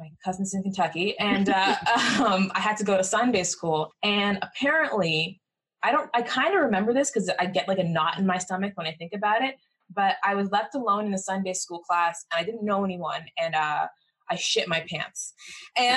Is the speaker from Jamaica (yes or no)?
yes; Jamaica; I'm Jamaican, and Jamaican people are, generally speaking, some kind of Christian